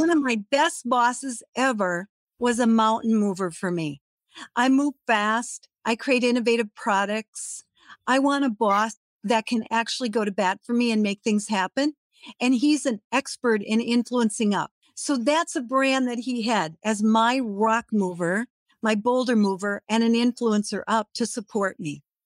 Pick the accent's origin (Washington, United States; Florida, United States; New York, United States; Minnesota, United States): Minnesota, United States; Redwood Falls; moved away; I was in my hometown, Redwood Falls, Minnesota